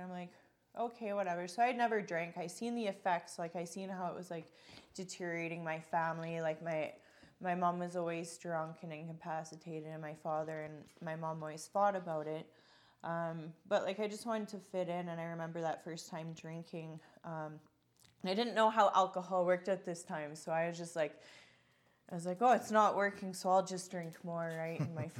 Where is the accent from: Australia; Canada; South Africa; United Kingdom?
Canada; Calgary, Alberta; And so I was born in Calgary. I lived with my mom, my dad, my brother.